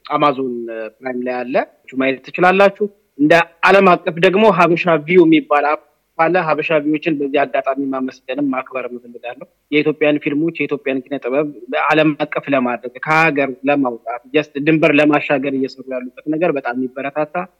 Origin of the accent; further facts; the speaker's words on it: Addis Ababa, Ethiopia; እኔ አዲስ አበባ ልጅ ነኝ። ገጠር አልኖርኩም።